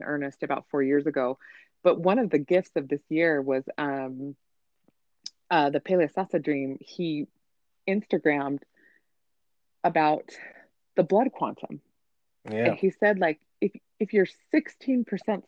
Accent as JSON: {"language": "English", "town": "Provo", "region": "Utah", "country": "United States", "tie": "born or raised there", "said": "I grew up in Provo, Utah in the 90s."}